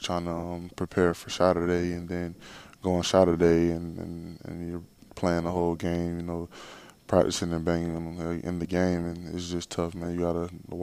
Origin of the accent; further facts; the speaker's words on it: Jacksonville, Florida, United States; I just grew up in Jacksonville